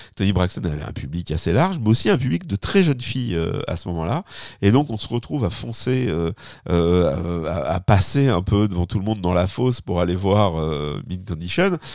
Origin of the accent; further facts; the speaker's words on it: France; accent: French; oui, j'ai un accent remarquable